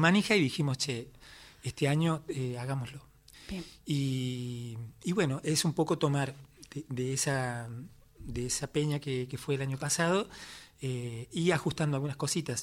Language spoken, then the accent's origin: Spanish; San Luis, Argentina; Yo me crié en un pueblo, en San Luis